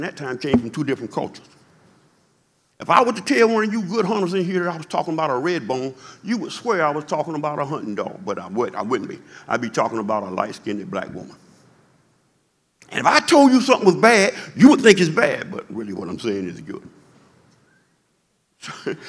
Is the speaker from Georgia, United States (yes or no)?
yes; Macon, Georgia, United States; I was born in 1956 in Macon, Georgia, in the Jim Crow South